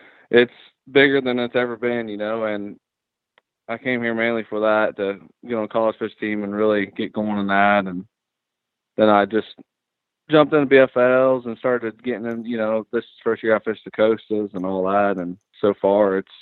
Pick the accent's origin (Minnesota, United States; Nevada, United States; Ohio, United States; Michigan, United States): Ohio, United States; now in Tennessee, United States; I grew up in Ohio. That's where I'm originally from